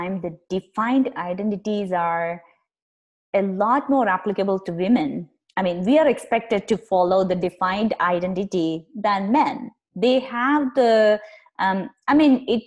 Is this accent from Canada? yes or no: no; India; I grew up in India